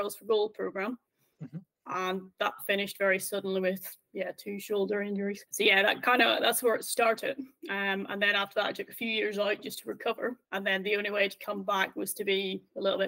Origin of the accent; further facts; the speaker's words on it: Northern Ireland, United Kingdom; growing up in Northern Ireland